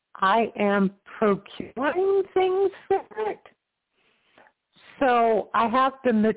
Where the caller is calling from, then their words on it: Florida, United States; I'm calling from Florida.